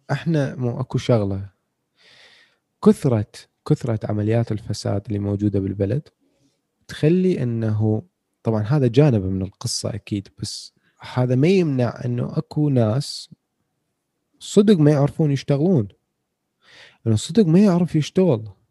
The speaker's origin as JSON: {"language": "Arabic", "country": "Iraq", "said": "احنا عندنا بالعراق"}